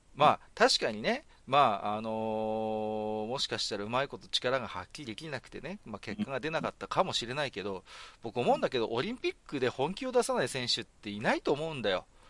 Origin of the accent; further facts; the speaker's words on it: Tohoku, Japan; 私も東北の人間ですから